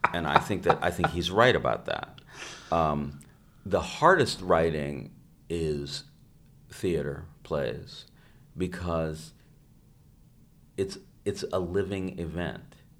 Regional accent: United States; I'm an American

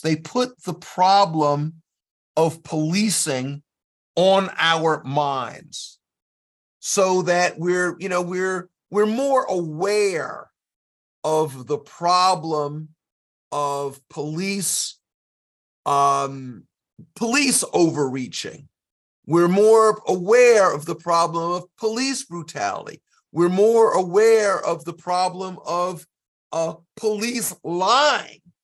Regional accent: South Carolina, United States; I'm from South Carolina

